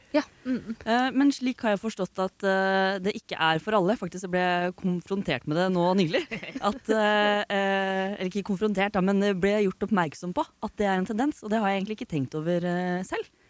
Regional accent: Oslo, Norway; jeg er fra Oslo

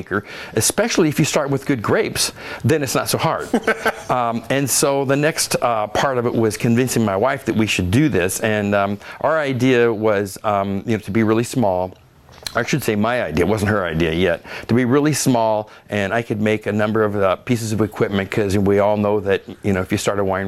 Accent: Oregon, United States; I grew up in Oregon, and I remember black cap jam as a kid

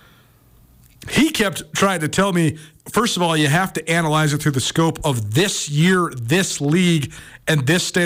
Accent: Western Montana, United States; growing up in Western Montana as a kid

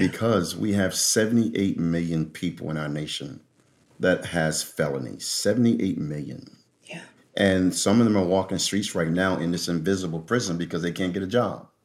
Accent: Philadelphia, Pennsylvania, United States; I grew up there, uh, in Philadelphia

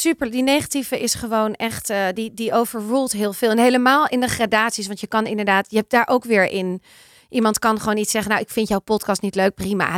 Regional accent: Amsterdam, North Holland, Netherlands; ik uit Amsterdam kom

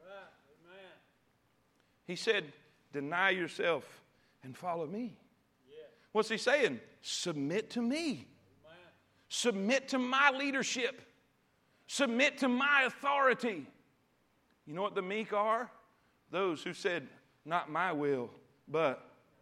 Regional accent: the South, United States; We grew up in the South.

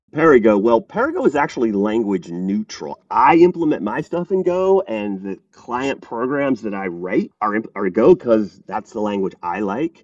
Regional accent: United States; also born or lived in Paris, France / Bulgaria; now in Atlanta, United States; I'm American

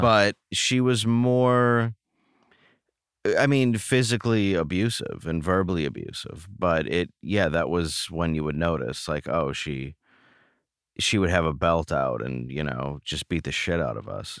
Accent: Grosse Pointe Woods, Michigan, United States; also born or lived in Detroit, Michigan; I grew up in, uh, Grosse Pointe Woods, Michigan. I was born in Detroit.

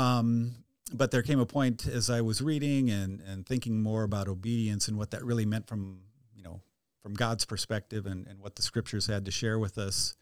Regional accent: near Rochester, southern Minnesota, United States; I grew up actually on a dairy farm about twenty minutes straight west of Rochester

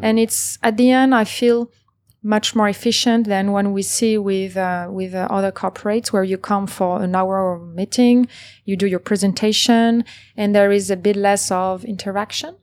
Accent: Paris, Île-de-France, France; moved away as an adult; now in Singapore; I was born and raised in Paris

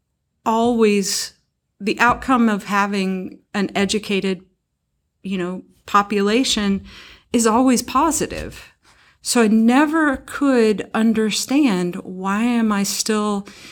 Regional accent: McCracken County, Western Kentucky, United States; I'm from Western Kentucky, from McCracken County, and now they have a McCracken County public school system. When I was a kid, there was Lone Oak, Reedland, and Heath

